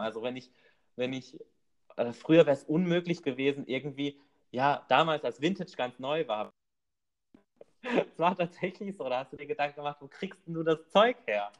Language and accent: German; Rhineland-Palatinate, Germany; bei uns in der Pfalz